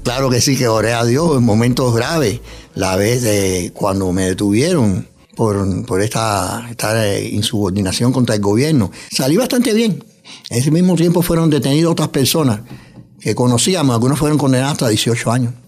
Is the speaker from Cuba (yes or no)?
yes; Cuba; moved away as an adult; also born or lived in New York, United States; now in United States; He trabajado en varios órganos de prensa en mi país natal, en Cuba, también aquí en Estados Unidos, en Nueva York